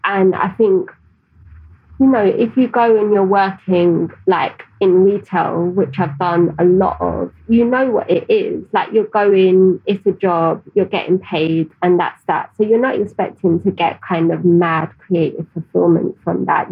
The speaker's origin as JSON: {"language": "English", "region": "London", "country": "United Kingdom", "tie": "born or raised there", "said": "I grew up in Tower Hamlets."}